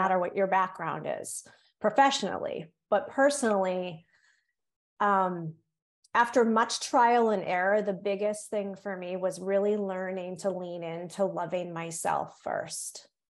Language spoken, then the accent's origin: English; Cape Cod, Massachusetts, United States; accent: Yankee; also born or lived in North Carolina; now in Massachusetts, United States; on Cape Cod, where I was raised